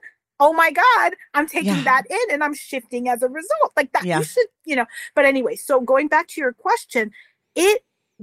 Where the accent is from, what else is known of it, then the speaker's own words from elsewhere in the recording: New York City, New York, United States; I grew up in New York City